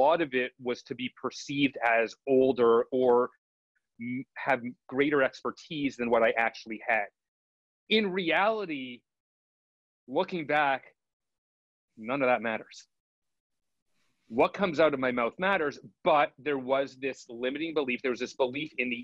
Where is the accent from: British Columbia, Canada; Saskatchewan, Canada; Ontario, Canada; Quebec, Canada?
Quebec, Canada; Montreal; moved away as an adult; now in Toronto, Canada; I grew up in Montreal, Canada, and it's a little different.